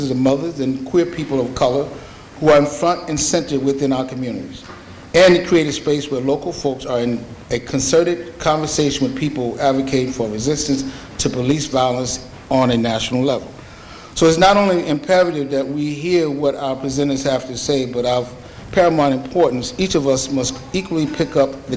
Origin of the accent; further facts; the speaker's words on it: Springfield, United States; I am from Springfield